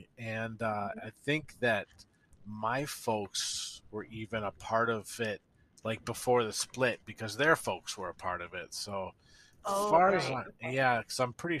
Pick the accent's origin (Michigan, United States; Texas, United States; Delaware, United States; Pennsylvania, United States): Michigan, United States; Ann Arbor; I grew up in Washtenaw Covenant Community. Which is the Ann Arbor branch